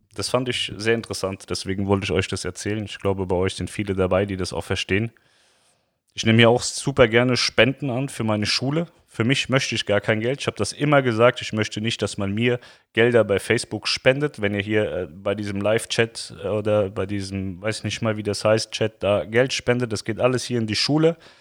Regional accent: Germany; also born or lived in Lower Saxony; ich bin ein Deutscher

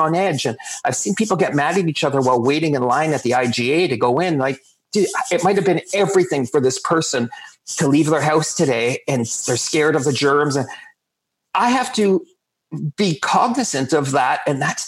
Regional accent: Canada; we're Canadian

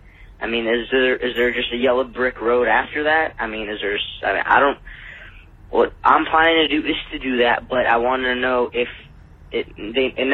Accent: Dallas, Texas, United States; I'm from Dallas, Texas

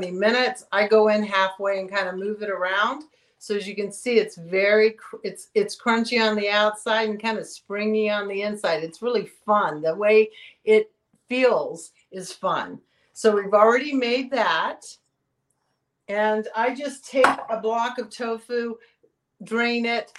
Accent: Texas, United States; moved away; I came from Texas

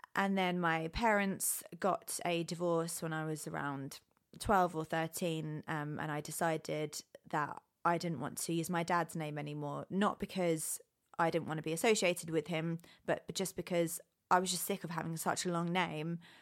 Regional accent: United Kingdom; now in Los Angeles, United States; I was born and raised in the UK, and now I live

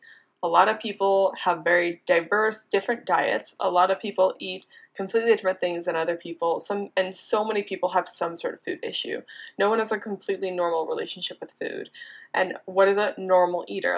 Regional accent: Indiana, United States; also born or lived in Boulder, Colorado; now in Miami, United States; I am actually from a small town in Indiana. I grew up on a farm in the middle of nowhere. Very classic small town Midwestern farm girl

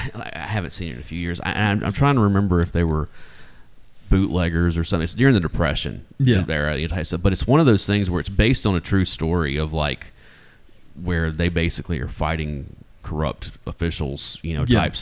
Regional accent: United States; But we're American

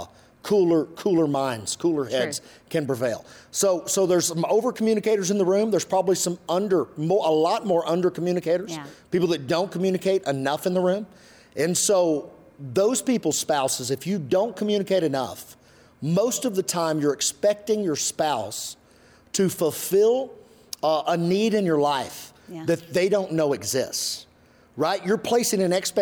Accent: Western Kentucky, United States; I'm from Western Kentucky

